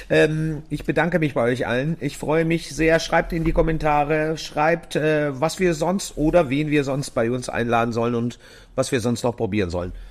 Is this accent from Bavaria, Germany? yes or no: no; Gaildorf, Baden-Württemberg, Germany; ich komme aus Geildorf